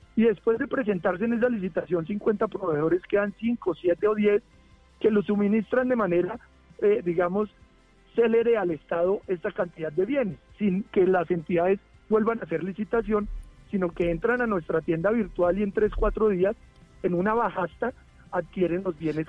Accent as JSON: {"language": "Spanish", "country": "Colombia", "said": "como colombiano"}